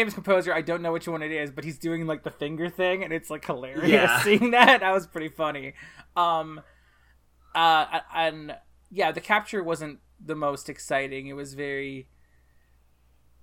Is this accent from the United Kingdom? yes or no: no; Canada; I'm from Canada, and my high school was exactly like Japanese schools